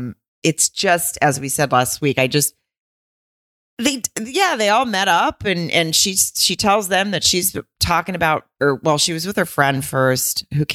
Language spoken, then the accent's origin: English; Arkansas, United States; I'm from Arkansas.